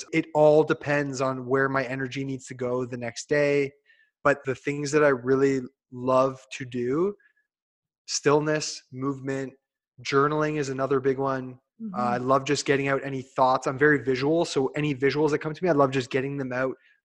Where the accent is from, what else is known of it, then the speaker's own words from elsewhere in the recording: Hamilton, Ontario, Canada; I'm like Hamilton